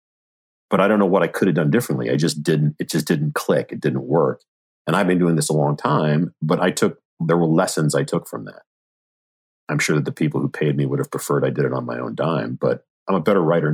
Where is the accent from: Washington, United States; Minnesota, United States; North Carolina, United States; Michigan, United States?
Washington, United States; Seattle; moved away as an adult; I was born in Seattle, Washington. I lived in Seattle, Washington until I was 18